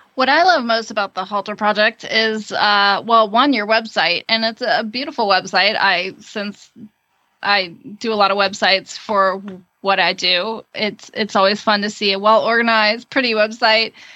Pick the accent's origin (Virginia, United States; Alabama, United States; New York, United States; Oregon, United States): Virginia, United States; I grew up in Virginia